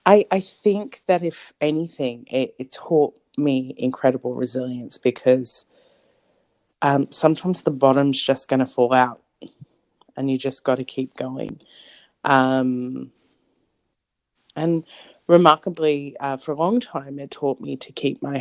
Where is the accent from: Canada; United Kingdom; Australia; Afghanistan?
Australia; Sydney, New South Wales; I grew up in a suburb called Canley Vale, which is in southwest Sydney, Australia